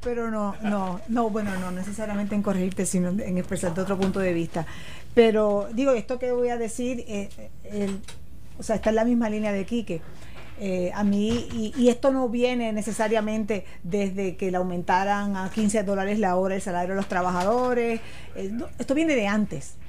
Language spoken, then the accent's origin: Spanish; Puerto Rico; yo soy una puertorriqueña muy orgullosa